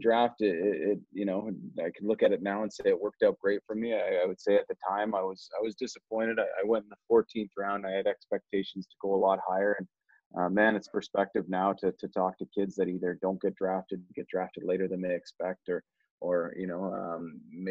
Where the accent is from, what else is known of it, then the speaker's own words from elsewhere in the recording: Toronto, Ontario, Canada; I grew up in Toronto